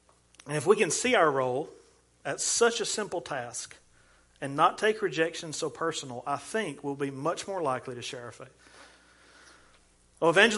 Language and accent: English; Ardmore, Alabama, United States; I'm from Ardmore